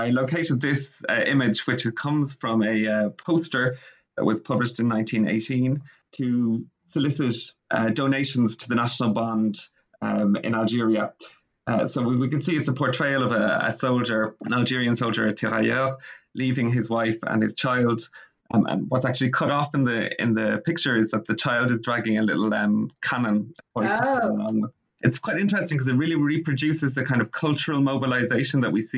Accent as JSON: {"language": "English", "country": "Ireland", "also_born_or_lived": "Florence, Italy / Bristol, England", "said": "as you can probably tell from my accent and my name, I'm from Ireland"}